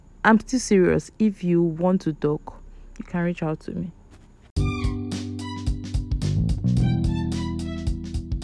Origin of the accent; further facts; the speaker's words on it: Nigeria; we are all in Nigeria together